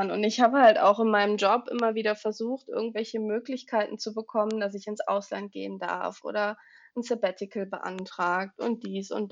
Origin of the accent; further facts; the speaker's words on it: Willich, North Rhine-Westphalia, Germany; ich komme aus NRW, ich wohne in der Nähe von Düsseldorf in einem kleinen Städtchen namens Willig.